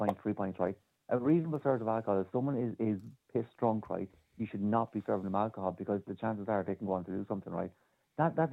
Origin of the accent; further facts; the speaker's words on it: Ireland; as an Irish person